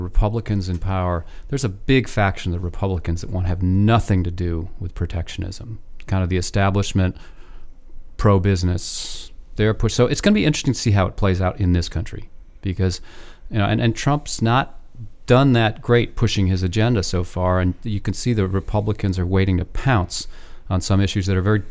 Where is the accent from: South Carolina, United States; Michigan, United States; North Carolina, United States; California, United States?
Michigan, United States; Ann Arbor; moved away; I grew up in Ann Arbor